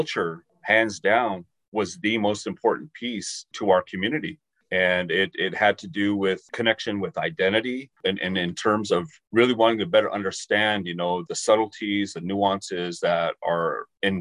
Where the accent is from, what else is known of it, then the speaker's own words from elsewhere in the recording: Warm Springs, Oregon, United States; moved away as an adult; now in Columbus, United States; I'm originally from the Confederate Tribes of Warm Springs, Oregon, tribally enrolled member of the tribe